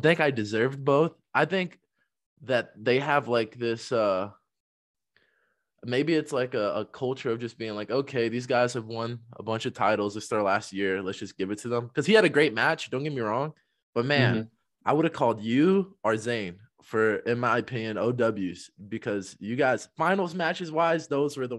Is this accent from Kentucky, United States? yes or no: yes; Kentucky, United States; we're both from Kentucky